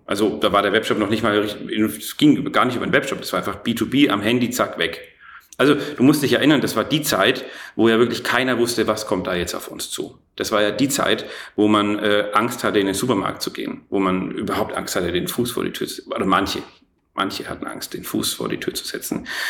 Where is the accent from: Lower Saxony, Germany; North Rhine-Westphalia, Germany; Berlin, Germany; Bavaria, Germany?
Bavaria, Germany; Erlangen; also born or lived in Nuremberg; Ich bin in Nürnberg geboren, in Erlangen aufgewachsen.